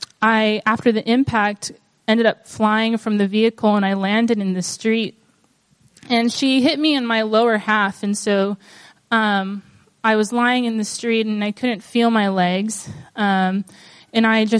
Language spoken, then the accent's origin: English; Guam; moved away as an adult; now in Portland, United States; I was born and raised here on Guam.